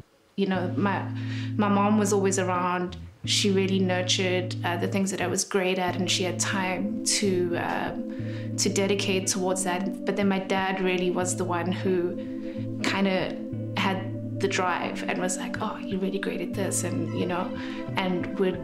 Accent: Johannesburg, Gauteng, South Africa; I was born in Johannesburg, and I come from quite a big family

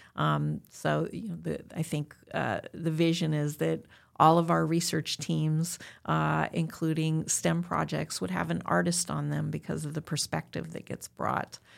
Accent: Southern California, United States; I'm born and raised in Southern California.

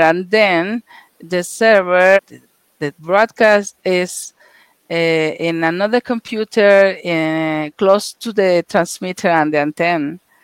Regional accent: Mexico City, Mexico; also born or lived in Russia; I'm from Mexico, Mexico City

